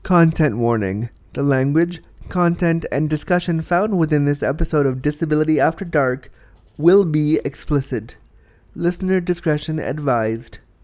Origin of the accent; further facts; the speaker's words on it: Toronto, Ontario, Canada; my hometown of Toronto